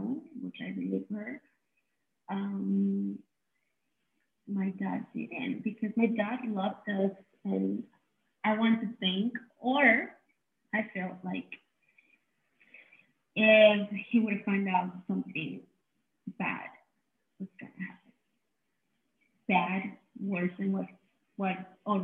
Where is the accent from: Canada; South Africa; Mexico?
Mexico; Mexico City; was born and raised in Mexico City.